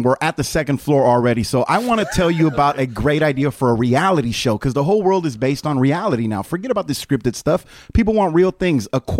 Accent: San Leandro, California, United States; I'm from the East Bay, Bryce. The East Bay in California. I'm from San Leandro, California.

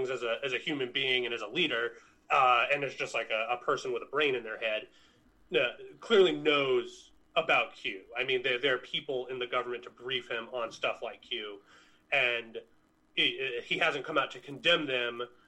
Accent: United States; as an American citizen

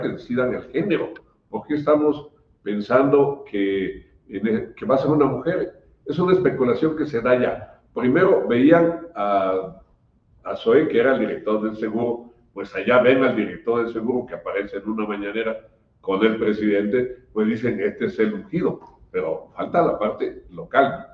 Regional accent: Chiapas, Mexico; Los chaparecos eh, sentimos y pensamos, vivimos de otra manera

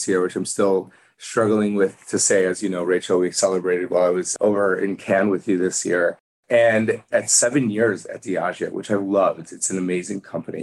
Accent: Chicago, Illinois, United States; moved away as an adult; also born or lived in Arkansas; now in New York City, United States; I was a kid from Chicago

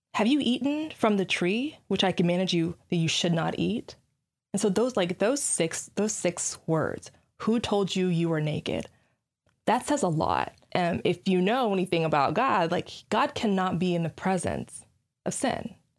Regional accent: Nigeria; I'm black, I'm Nigerian

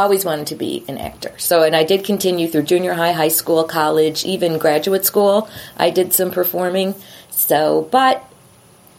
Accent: Chicago, Illinois, United States; I'm from Chicago

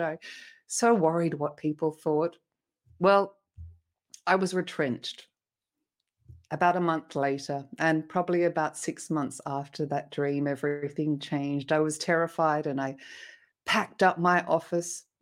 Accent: Australia; moved away as an adult; also born or lived in Sydney, Australia; now in France; I'm Australian originally, and I was living in Sydney in a family

